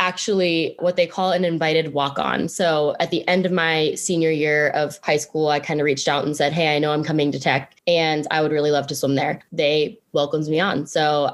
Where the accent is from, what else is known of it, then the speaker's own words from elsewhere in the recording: Pittsburgh, Pennsylvania, United States; also born or lived in Blacksburg, Virginia / Roanoke, Virginia; I grew up in Pittsburgh, Pennsylvania